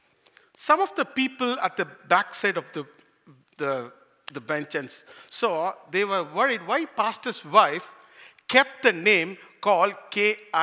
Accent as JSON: {"language": "English", "country": "India", "moved": "as an adult", "lives_now": "Canada", "said": "I am from India, and last year I just came as an immigrant to here to serve the Lord and to work here."}